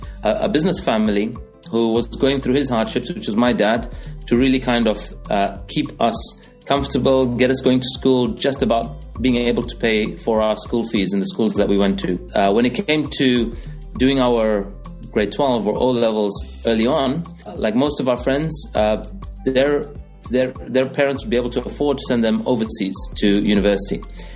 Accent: Kitwe, Copperbelt Province, Zambia; moved away; I grew up in Zambia, in Kitwe, African born.

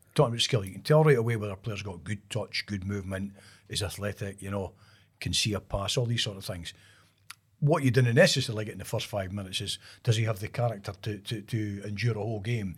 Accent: Kirk, Scotland, United Kingdom; I was brought up in Kirk

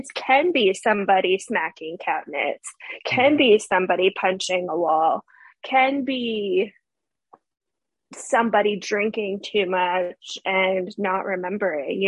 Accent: Fairfax, Virginia, United States; moved away as an adult; now in Florida, United States; I am ironically from Fairfax, Virginia

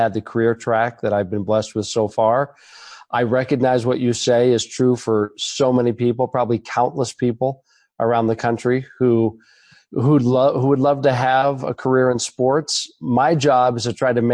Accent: Portland, Oregon, United States; also born or lived in Los Angeles; I was born and raised in Portland

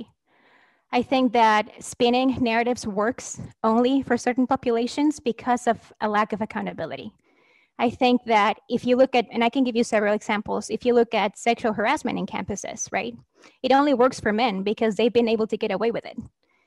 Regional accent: Mexico; now in United States; I'm a scholar from Mexico

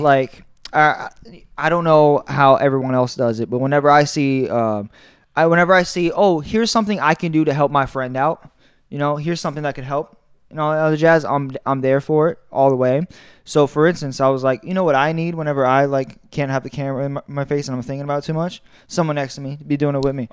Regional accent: Tampa, Florida, United States; also born or lived in Orlando; I grew up in Tampa

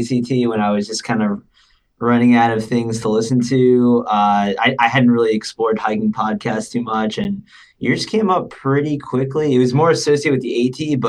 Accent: Connecticut, United States; born and raised in Connecticut.

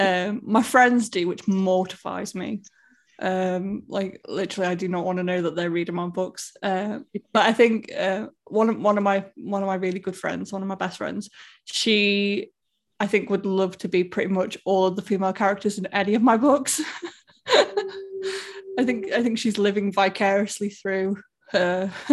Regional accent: Stoke-on-Trent, West Midlands, United Kingdom; moved away; my hometown, really, because that's where I'm from

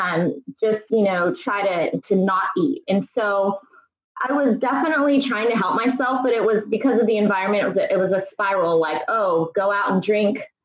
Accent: Bay Area, California, United States; I grew up in the Bay Area

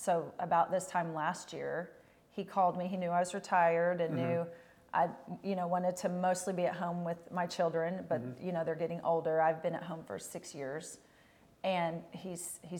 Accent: Oklahoma, United States; also born or lived in Texas; I came home from Texas and my first job was in Shawnee in Oklahoma.

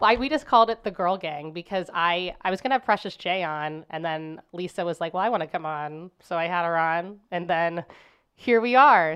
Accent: Cincinnati, Ohio, United States; moved away as an adult; now in St. Louis, United States; I grew up in Cincinnati

